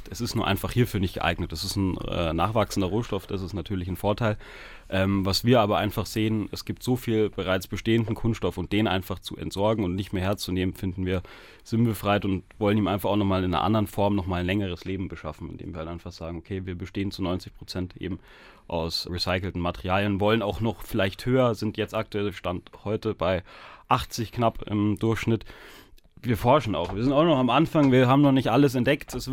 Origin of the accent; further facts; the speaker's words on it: Munich, Bavaria, Germany; born there; ich bin aber in München geboren, genauso wie der Joshua eben.